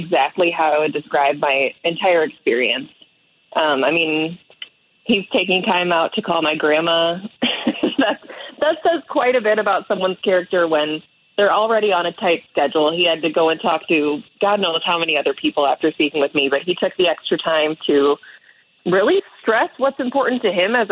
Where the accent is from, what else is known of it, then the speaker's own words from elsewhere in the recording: Dubuque, Iowa, United States; my hometown of Dubuque